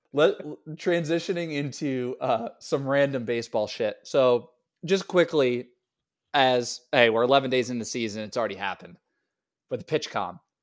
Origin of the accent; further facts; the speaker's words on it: Niantic, Connecticut, United States; I played for Niantic, Connecticut Legion